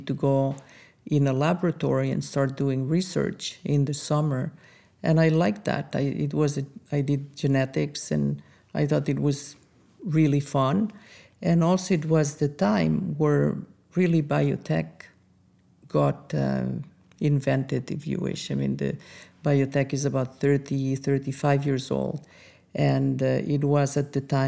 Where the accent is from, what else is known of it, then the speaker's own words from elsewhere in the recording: Andorra; moved away as an adult; also born or lived in France; now in United States; I am from a very small country called Andorra